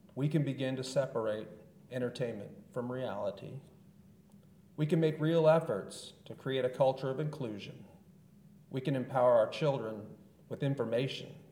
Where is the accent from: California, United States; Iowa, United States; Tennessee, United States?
California, United States; Southern; I was born and raised in Southern California in the 1970s and 80s.